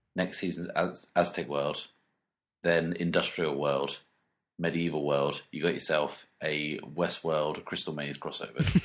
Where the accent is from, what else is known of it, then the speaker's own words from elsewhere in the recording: United Kingdom; being British